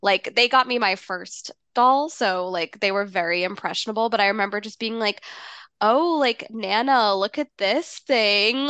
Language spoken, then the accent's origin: English; Massachusetts, United States; growing up in Massachusetts